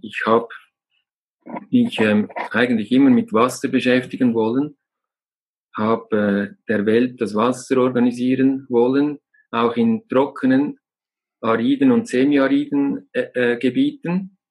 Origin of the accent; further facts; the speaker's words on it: Lake Zurich, Switzerland; now in Glarus, Switzerland; Ich bin äh, in einer gesunden, glücklichen Umgebung aufgewachsen ähm, am Zürichsee